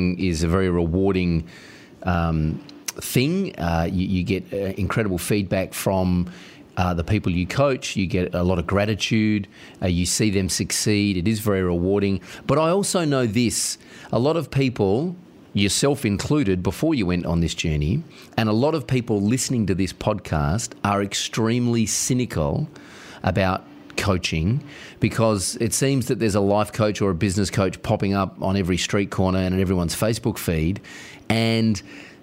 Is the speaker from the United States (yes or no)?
no; Australia; I'm Australian